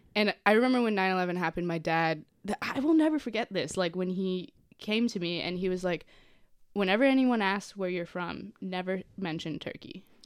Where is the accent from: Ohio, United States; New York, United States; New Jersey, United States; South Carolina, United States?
Ohio, United States; Cincinnati; Born in Cincinnati